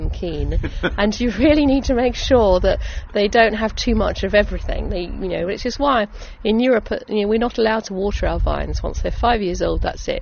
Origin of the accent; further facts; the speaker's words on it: Essex, East of England, United Kingdom; I'm an Essex girl, born and bred, really proud of the county that I grew up